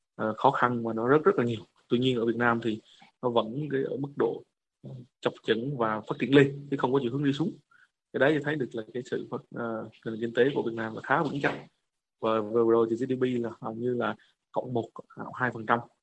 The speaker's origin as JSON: {"language": "Vietnamese", "country": "Vietnam", "moved": "yes", "said": "chúng tôi là một người Việt Nam"}